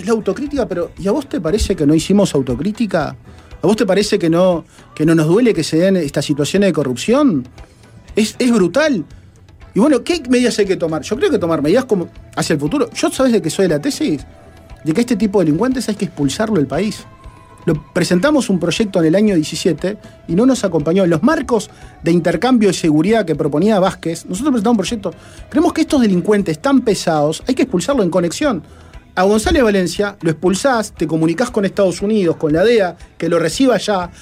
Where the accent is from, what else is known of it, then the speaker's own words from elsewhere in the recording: Uruguay; yo pensando como uruguayo